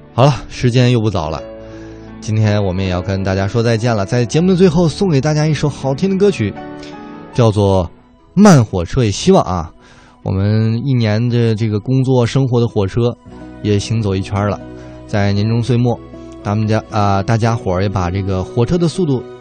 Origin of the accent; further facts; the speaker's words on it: Northeast China, China; 我是东北人